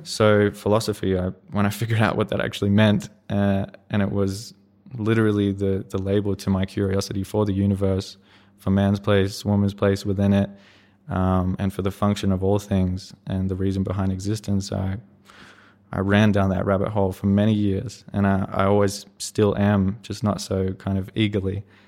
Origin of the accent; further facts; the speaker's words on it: Queensland, Australia; go from New Zealand to Queensland, kind of be able to stay in my, my hometown area